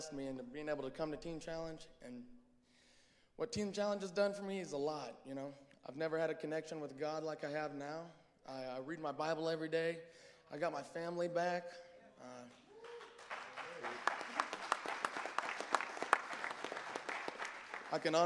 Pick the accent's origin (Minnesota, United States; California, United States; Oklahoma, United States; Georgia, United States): Oklahoma, United States; Guymon; I'm from Guymon, Oklahoma. So I had a good childhood as a kid, and I went to a Christian school until 8th grade.